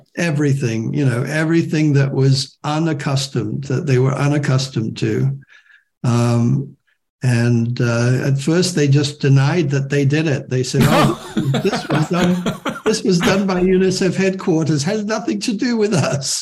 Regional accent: Hong Kong; moved away as an adult; also born or lived in Shanghai / England; being in the next generation and growing up in Hong Kong

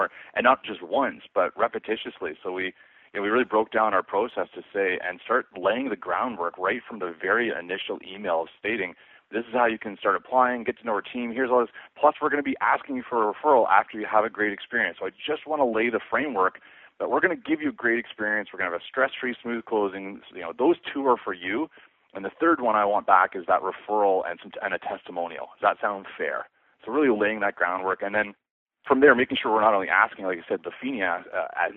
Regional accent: Muskoka, Ontario, Canada; Small town boy. I grew up in Muskoka with my father

